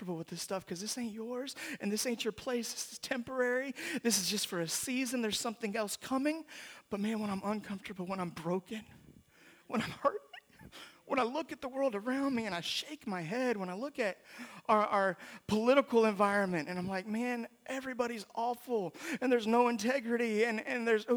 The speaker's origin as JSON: {"language": "English", "region": "Mississippi", "country": "United States", "said": "my identity as a Southerner, as a Mississippian"}